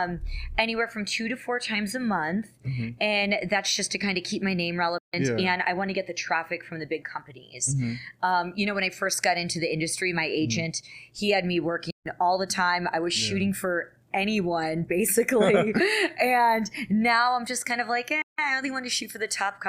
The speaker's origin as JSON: {"language": "English", "region": "New York", "country": "United States", "said": "I'm an Italian from New York."}